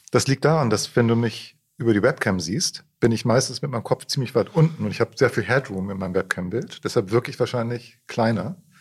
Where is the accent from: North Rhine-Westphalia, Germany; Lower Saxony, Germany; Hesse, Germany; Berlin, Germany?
Lower Saxony, Germany; Celle; also born or lived in Hamburg; Ich bin zwar in Hamburg geboren, aber dann in Celle groß geworden, also in Nieders